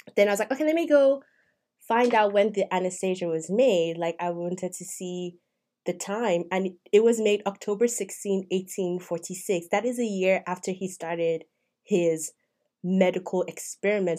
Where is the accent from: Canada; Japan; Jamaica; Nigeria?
Nigeria; moved away as an adult; I'm not African American. I am Nigerian. I came here as a student